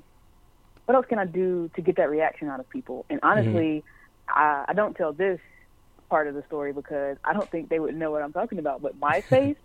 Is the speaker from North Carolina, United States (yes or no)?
yes; Charlotte, North Carolina, United States; I'm from Charlotte